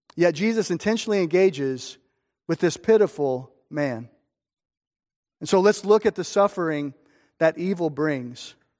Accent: Streamwood, Illinois, United States; I'm from Streamwood

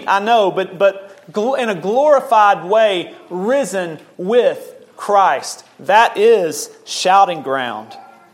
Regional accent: Memphis, Tennessee, United States; I'm an American. I'm born in the state of Tennessee, city of Memphis

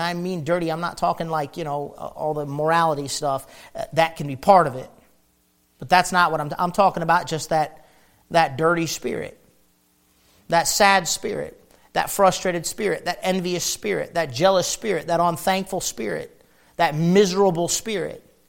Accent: near Detroit, Michigan, United States; I grew up near Detroit, Michigan

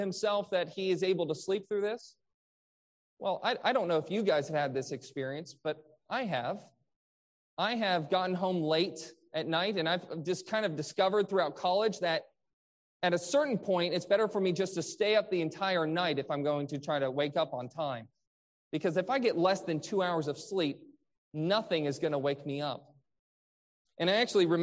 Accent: Michigan, United States; I grew up in Michigan where there was the Great Lakes

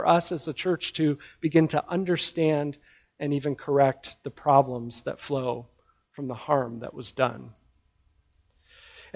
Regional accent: United States; as American Christians

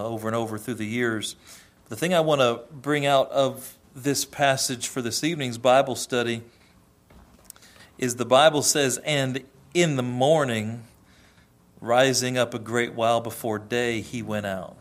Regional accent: United States; we, as a culture, as American culture, still have a lot of biblical roots

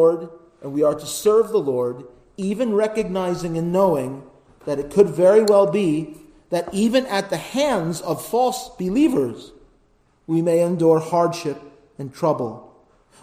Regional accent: United States; as an American

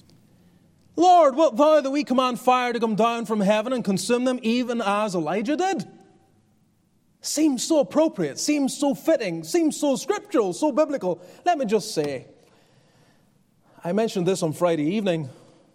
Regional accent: Northern Ireland, United Kingdom; moved away; I grew up in Northern Ireland

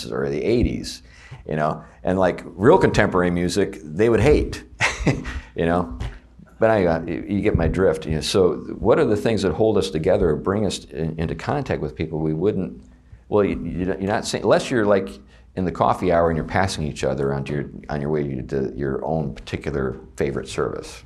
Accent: Meadville, Pennsylvania, United States; my hometown of Meadville, Pennsylvania

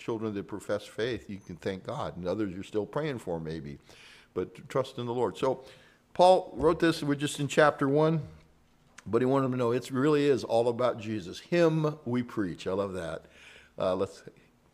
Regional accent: San Joaquin Valley, California, United States; moved away; I was from the San Joaquin Valley

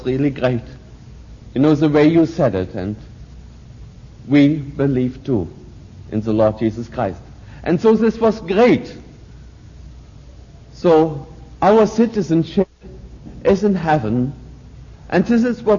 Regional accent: Germany; moved away as an adult; I, of course, have been growing up in Nazi Germany

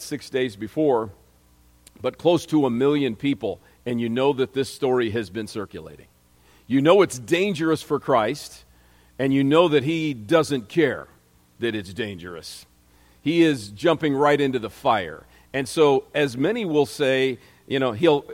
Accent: Momence, Illinois, United States; my hometown, there aren't any other Momenses in the world

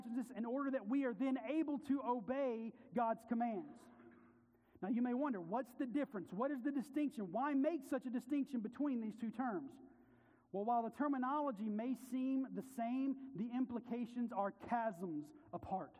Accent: the South, United States; I grew up in the South

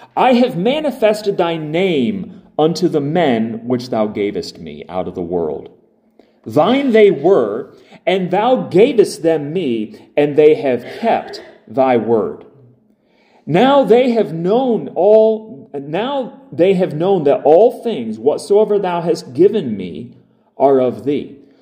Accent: United States; I'm not Jewish, I'm American

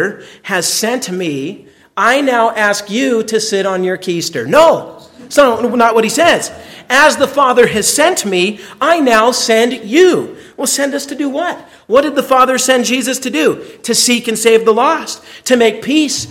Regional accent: United States; I'm an American

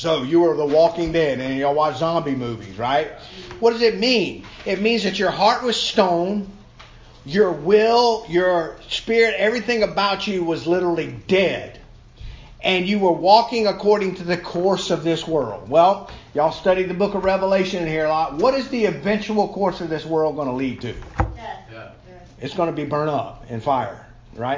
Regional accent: Savannah, Georgia, United States; my hometown of Savannah

